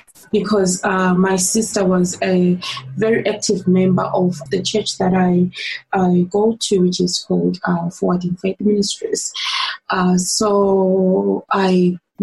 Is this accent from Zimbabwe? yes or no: yes; Zimbabwe; moved away as an adult; now in Melbourne, Australia; So I'm originally from Zimbabwe in Africa, Southern Africa.